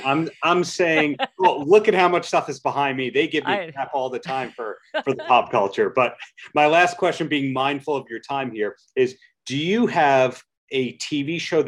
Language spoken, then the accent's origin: English; New York, United States; When you're growing up in New York, like I did